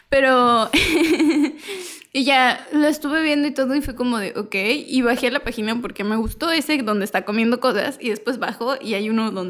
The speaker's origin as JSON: {"language": "Spanish", "country": "Mexico", "tie": "born there", "said": "Nací en México. México."}